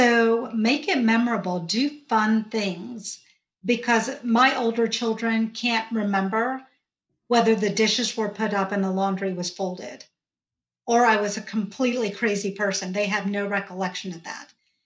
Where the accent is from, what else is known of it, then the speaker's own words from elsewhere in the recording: Georgia, United States; accent: Georgia twang; I was born and raised in the South. As you can tell, I have my Georgia twang going on right now.